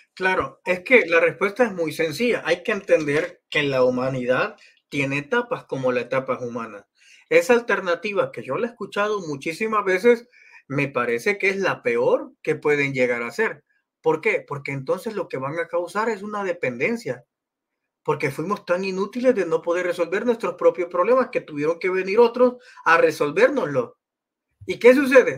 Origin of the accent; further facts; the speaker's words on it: El Salvador; Yo nací en El Salvador